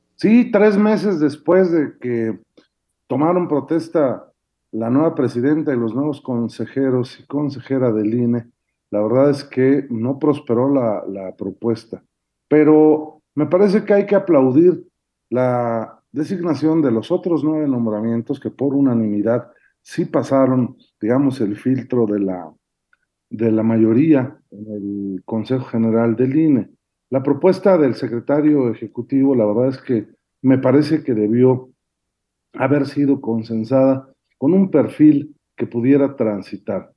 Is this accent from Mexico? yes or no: yes; Puebla, Mexico; en mi pueblo, allá en Puebla